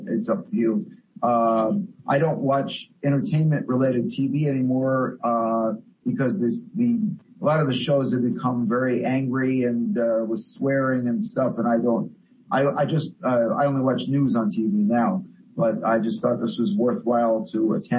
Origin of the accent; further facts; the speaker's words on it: New Jersey, United States; moved away as an adult; also born or lived in Chicago, Illinois; now in Sherman Oaks, United States; I these days live in Sherman Oaks since 2005, California. I was born in Chicago. I grew up 20 years in New Jersey.